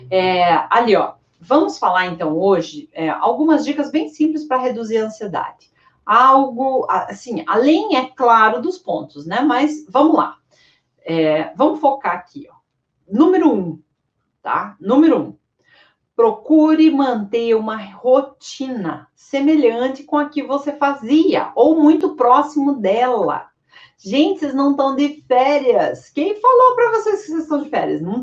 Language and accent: Portuguese; Sergipe, Brazil; Eu sou de Sergipe, então eu ia para Lagarto.